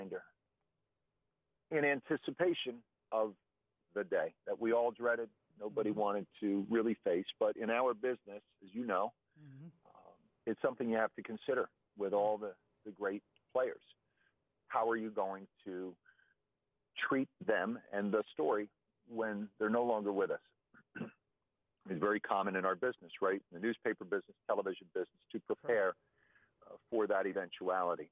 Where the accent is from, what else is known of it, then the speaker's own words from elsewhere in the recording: Allentown, Pennsylvania, United States; moved away; when I was a kid growing up in Allentown